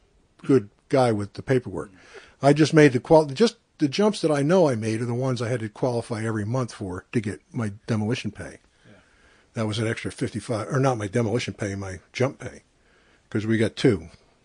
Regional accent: Branchville, New Jersey, United States; now in Pennsylvania, United States; Sussex County, about 20 miles south of Port Jervis.

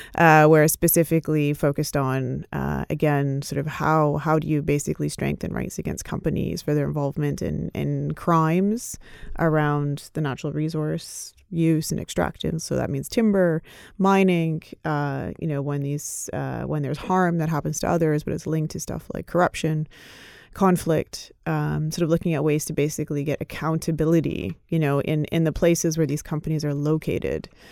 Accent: Canada; I grew up in Canada

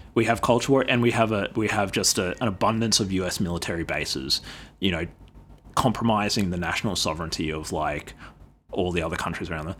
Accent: Australia; as an Australian, as an Indigenous Australian

